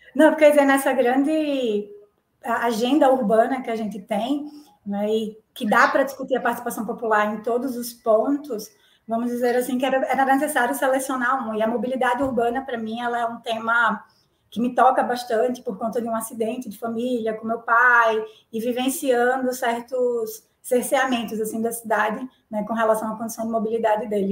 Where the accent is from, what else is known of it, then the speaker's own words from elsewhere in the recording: João Pessoa, Paraíba, Brazil; Eu sou de João Pessoa, né? nasci em João Pessoa, na Cândida Vargas, morei minha vida inteira nos bancários